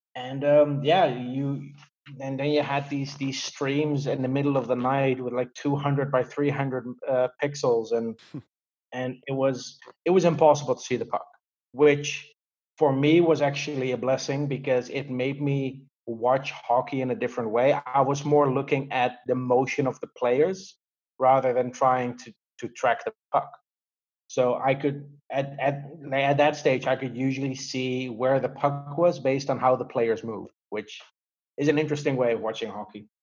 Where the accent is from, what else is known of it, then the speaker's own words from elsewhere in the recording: Netherlands; I grew up in the Netherlands